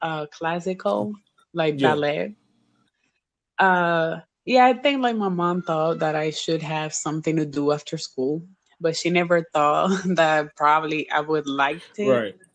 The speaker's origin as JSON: {"language": "English", "country": "Dominican Republic", "said": "I'm from the Dominican Republic"}